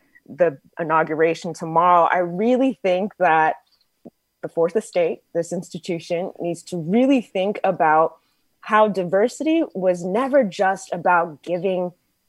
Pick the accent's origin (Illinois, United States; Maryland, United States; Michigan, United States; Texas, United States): Texas, United States; I grew up in Texas